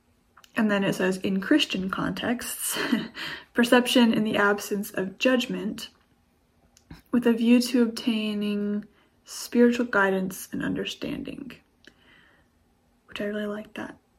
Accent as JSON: {"language": "English", "country": "United States", "said": "I'm from the States"}